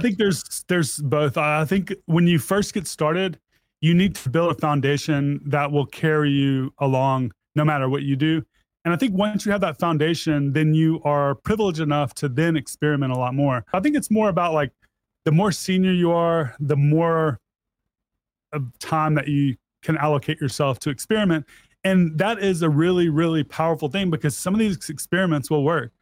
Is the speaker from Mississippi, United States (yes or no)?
yes; Mississippi, United States; I was born and raised in Mississippi